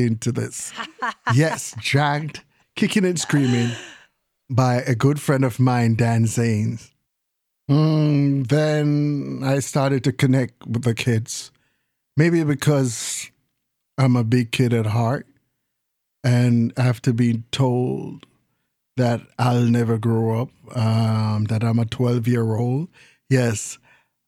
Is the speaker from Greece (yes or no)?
no; Jamaica; now in United States; I was born in the Caribbean on an island called Jamaica. Yes, Jamaica, West Indies. Then my parents and I migrated to the States